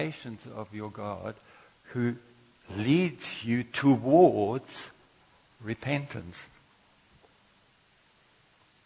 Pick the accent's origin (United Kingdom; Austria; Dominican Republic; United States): Austria; moved away as an adult; also born or lived in Durban, South Africa; now in South Africa; I came from Austria, and all I knew that there was somebody who employed me to be a hairdresser in Durban